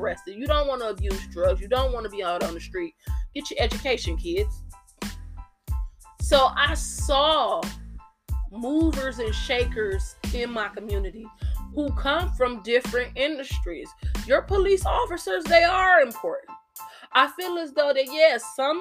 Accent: United States; being an American

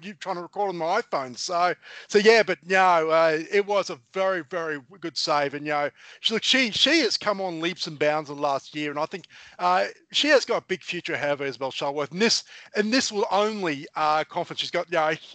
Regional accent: Queensland, Australia; being a Queenslander

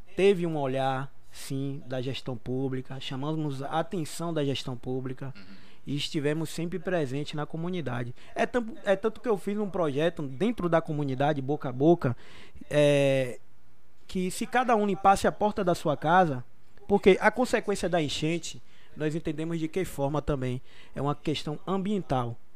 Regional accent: Brazil; foi o local onde eu me criei, eu cresci, pessoas da comunidade que me viram crescer

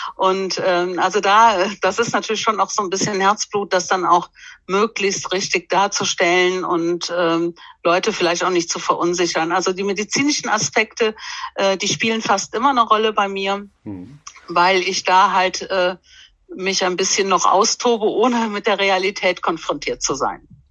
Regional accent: Erpel, Rhineland-Palatinate, Germany; now in Bonn, Germany; aber ursprünglich komme ich aus, äh, Rheinland-Pfalz

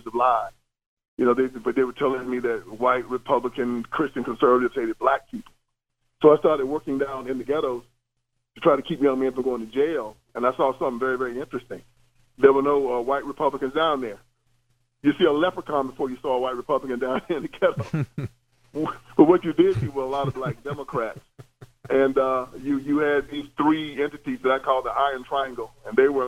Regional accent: the South, United States; me and you both are from the South

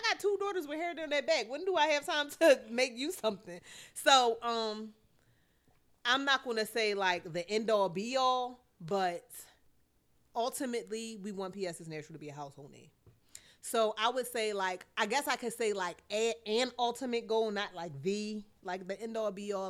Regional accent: Philadelphia, Pennsylvania, United States; I'm from West Philly

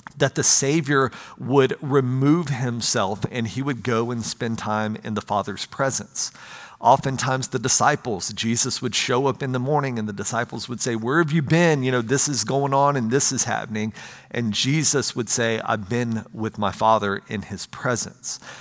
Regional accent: United States; I'm an American

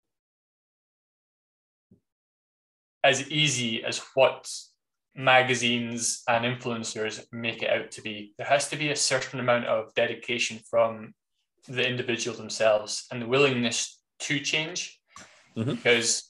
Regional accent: United Kingdom; being British

